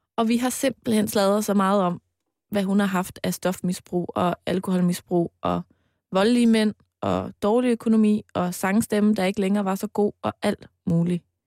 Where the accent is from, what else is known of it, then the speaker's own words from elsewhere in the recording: Mols, Central Denmark Region, Denmark; da jeg var barn og boede på Mols